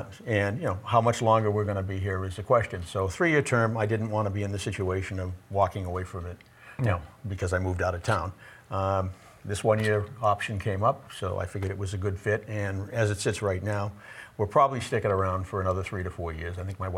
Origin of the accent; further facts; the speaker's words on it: Westwood, Massachusetts, United States; I was born and raised in Westwood, Massachusetts. I graduated from Westwood High School in 1965.